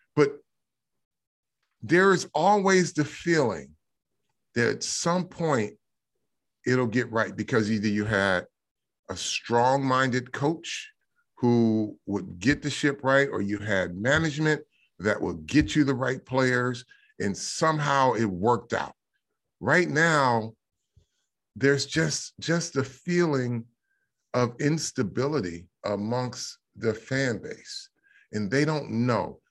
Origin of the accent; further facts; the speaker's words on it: Michigan, United States; I grew up in Michigan